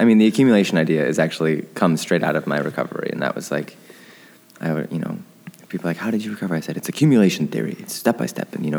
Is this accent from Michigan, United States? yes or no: yes; Michigan, United States; now in New York, United States; Growing up in Michigan, I love the seasons.